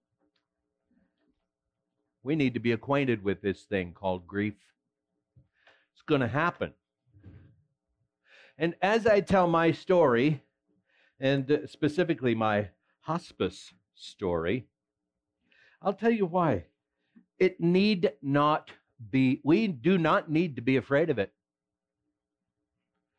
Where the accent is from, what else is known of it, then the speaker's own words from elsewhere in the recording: West Central Minnesota, United States; I was born and raised in West Central Minnesota to a church-going family